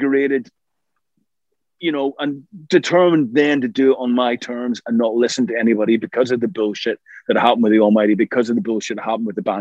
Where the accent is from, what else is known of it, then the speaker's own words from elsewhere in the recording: Ireland; We're both Irish